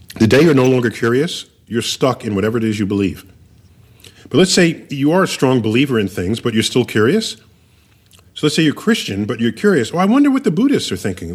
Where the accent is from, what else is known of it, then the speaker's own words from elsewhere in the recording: New York City, New York, United States; I was born and raised in New York City.